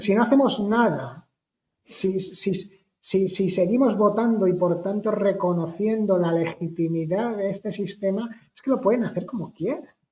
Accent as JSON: {"language": "Spanish", "town": "Madrid", "region": "Community of Madrid", "country": "Spain", "said": "soy español de Madrid"}